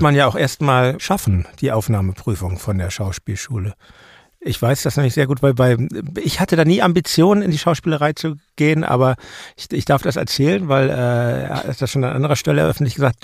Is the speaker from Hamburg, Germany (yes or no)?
yes; Hamburg, Germany; moved away; in Hamburg, ja. meiner alten Heimatstadt